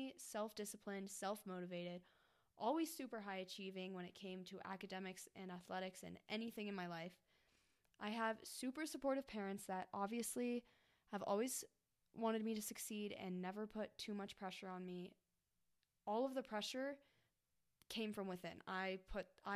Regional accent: Golden, Colorado, United States; I'm from Golden, Colorado

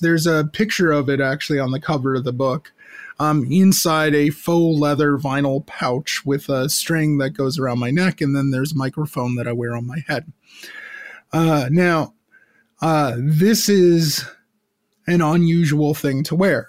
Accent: United States; now in Montreal, Canada; growing up in the American suburbs, as I did

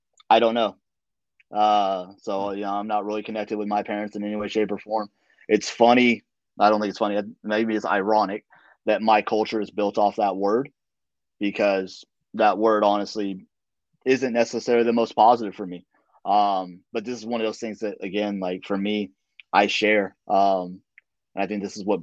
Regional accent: Dallas, Texas, United States; moved away as an adult; now in Fremont, United States; I'm originally from the Dallas area, so I grew up a Cowboys fan

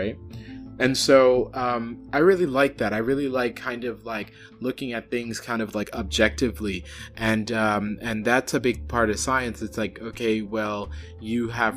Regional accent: New York, United States; moved away; where I'm from in New York, I am more likely to hear Creole walking around my hometown

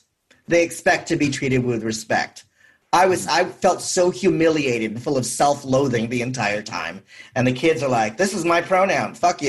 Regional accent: San Francisco, California, United States; I'm from San Francisco.

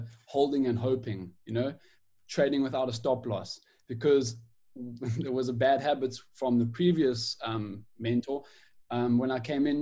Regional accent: Durban, KwaZulu-Natal, South Africa; I'm from Durban, South Africa.

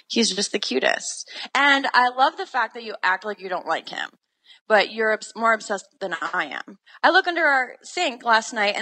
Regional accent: New England, United States; also born or lived in Florida; now in Pittsburgh, United States; I'm from New England and I was living in Florida.

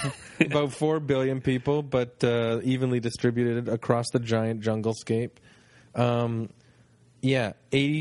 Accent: Canada; we're Canadian

